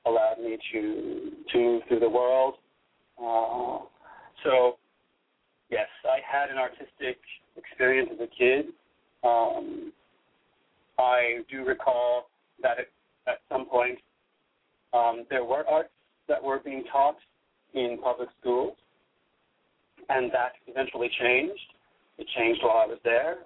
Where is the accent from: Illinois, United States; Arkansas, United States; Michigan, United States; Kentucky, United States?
Michigan, United States; Detroit; moved away; also born or lived in Stuttgart, Germany / New York; growing up in Detroit